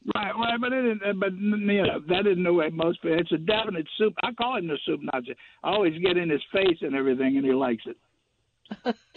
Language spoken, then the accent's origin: English; Baton Rouge, Louisiana, United States; I'm from Baton Rouge.